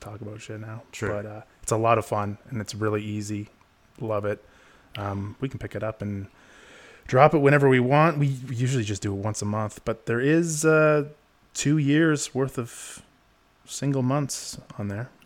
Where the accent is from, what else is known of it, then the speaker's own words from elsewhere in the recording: Canada; I'm from the North. I'm from Canada